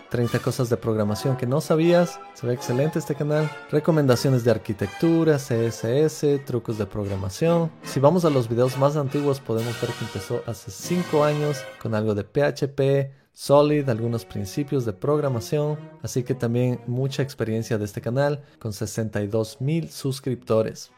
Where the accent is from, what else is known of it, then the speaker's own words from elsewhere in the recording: Ecuador; soy ecuatoriano